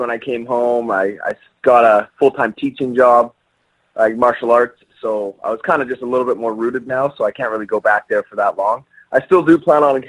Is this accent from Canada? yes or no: yes; Canada; being Canadian